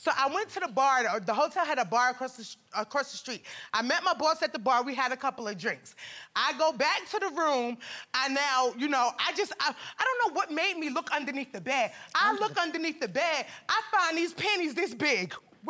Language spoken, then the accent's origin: English; New York, United States; now in Georgia, United States; I'm not from Georgia where we live at. I'm from New York. And I came down here.